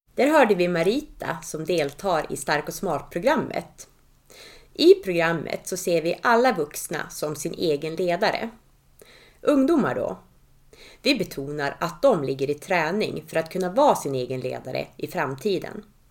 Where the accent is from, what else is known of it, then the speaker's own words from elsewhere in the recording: Tärnaby, Västerbotten County, Sweden; now in Östersund, Sweden; 2002 började jag med det hemma i Tärnaby i ett hälsoprojekt